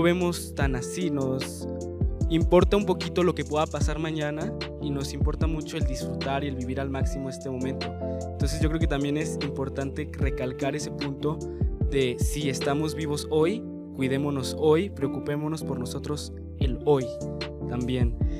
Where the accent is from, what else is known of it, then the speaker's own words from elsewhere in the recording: Mexico; para nosotros como mexicanos